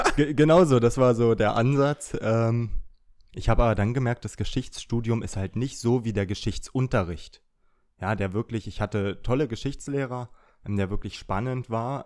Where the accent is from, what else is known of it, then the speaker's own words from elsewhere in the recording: Brandenburg, Germany; ich komme aus Brandenburg